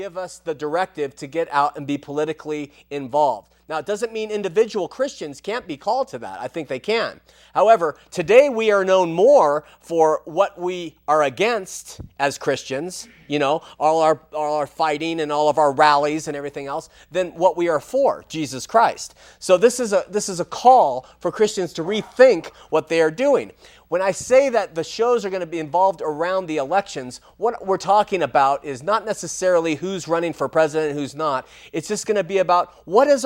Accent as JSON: {"language": "English", "region": "Southern California", "country": "United States", "said": "I'm from Southern California"}